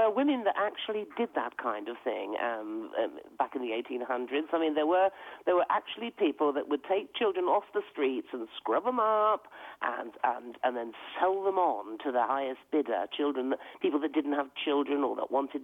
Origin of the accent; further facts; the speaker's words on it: Devon, South West England, United Kingdom; accent: West Country; moved away; I come from Devon originally.